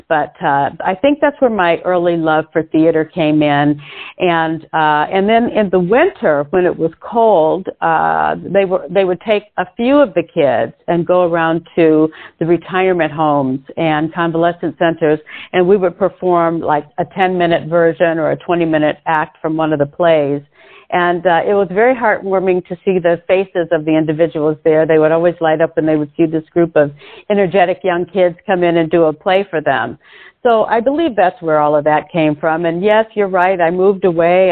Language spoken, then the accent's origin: English; Detroit, Michigan, United States; I did live in Detroit, grew up in Detroit